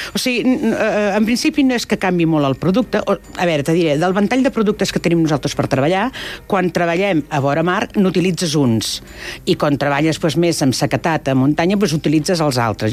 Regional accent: Empordà, Catalonia, Spain; jo sóc de l'Empordà i allà tenim tenim tramuntana

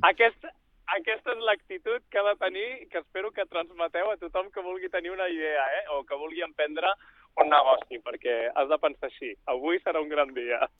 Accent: Barcelona, Catalonia, Spain; moved away as an adult; also born or lived in Switzerland / Silicon Valley, United States; sóc de Barcelona, molt jove vaig marxar a Suïssa

